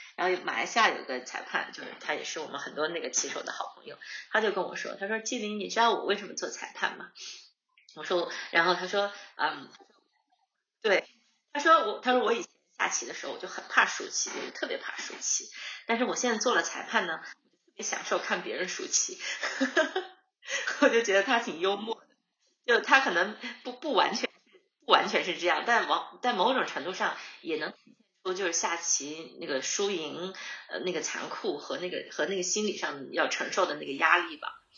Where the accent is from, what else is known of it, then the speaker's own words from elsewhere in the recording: Harbin, Heilongjiang, China; now in Sydney, Australia; 我在哈尔滨长，就出生和长大的